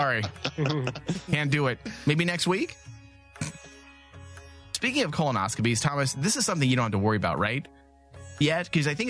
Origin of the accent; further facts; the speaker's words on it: Mexico; just like I'm Mexican.